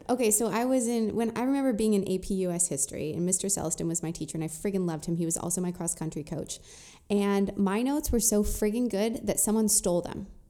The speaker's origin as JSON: {"language": "English", "area": "Orange County", "region": "California", "country": "United States", "tie": "born or raised there", "said": "I grew up in Orange County, so I was one of the only Jewish people there"}